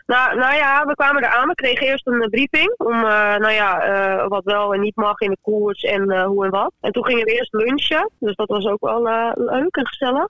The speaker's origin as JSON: {"language": "Dutch", "region": "Friesland", "country": "Netherlands", "moved": "yes", "lives_now": "Lisse, Netherlands", "said": "ik kom uit Friesland."}